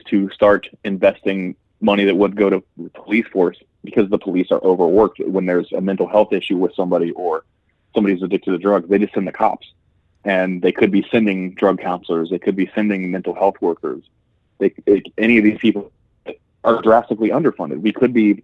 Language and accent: English; Columbus, Ohio, United States; moved away; I'm originally from Ohio, in Columbus, Ohio